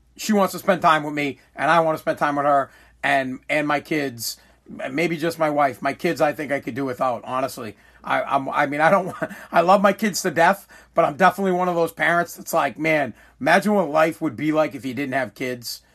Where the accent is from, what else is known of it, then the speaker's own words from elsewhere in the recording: United States; I believe I am more American than America